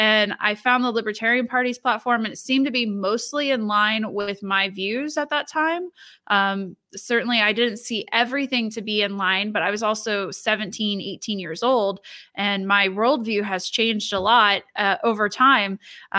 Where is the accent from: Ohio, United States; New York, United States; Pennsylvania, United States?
Ohio, United States; Lima; So I was born and raised in Northwestern Ohio, which is not too far from where you live.